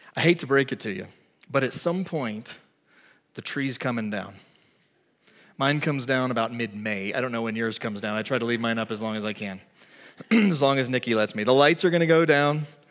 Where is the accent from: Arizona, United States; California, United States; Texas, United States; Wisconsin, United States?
Texas, United States; moved away; I'm from Texas